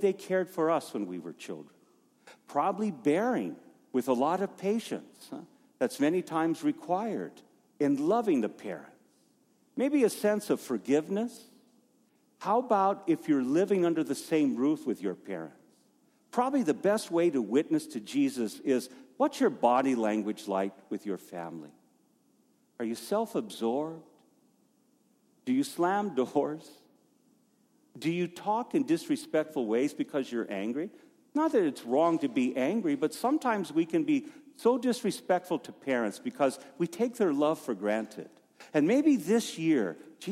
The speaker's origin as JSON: {"language": "English", "town": "Safford", "region": "Arizona", "country": "United States", "tie": "born or raised there", "also_born_or_lived": "Flagstaff, Arizona", "said": "just down the road from where I was born, in Safford"}